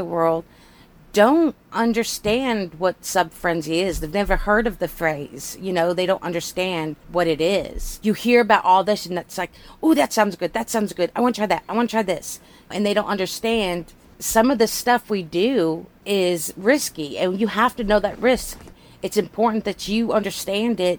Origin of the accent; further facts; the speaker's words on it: United States; I'm an American